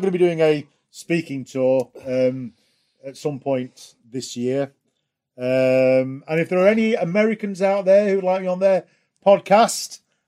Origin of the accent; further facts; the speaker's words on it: England, United Kingdom; I'm English.